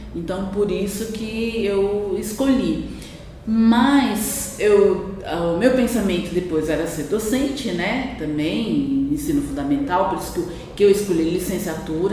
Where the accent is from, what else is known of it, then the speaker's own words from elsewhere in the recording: Campinas, São Paulo, Brazil; moved away as an adult; also born or lived in Uberaba, Minas Gerais; now in Campos do Jordão, Brazil; Eu sou natural de Uberaba, Minas Gerais, Triângulo Mineiro, né? E só que eu vim para o estado de São Paulo muito é, com quatro anos, ainda menina, né? Ainda criança e com quatro anos e a partir daí para Campinas, né, interior de São Paulo e onde foi toda a minha infância, é, adolescência, juventude